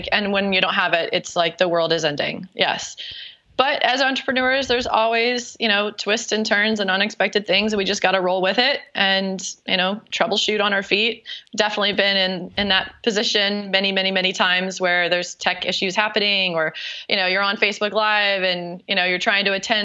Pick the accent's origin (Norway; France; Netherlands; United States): United States; North Carolina; accent: Southern; now in South Florida, United States; I'm actually from North Carolina in your neck of the woods. Who knows? Maybe my Southern accent will come out while we talk.